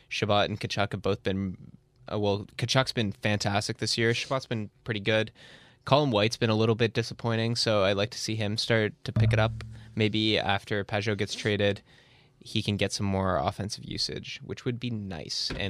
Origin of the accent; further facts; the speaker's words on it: Canada; Boo, we're Canadian.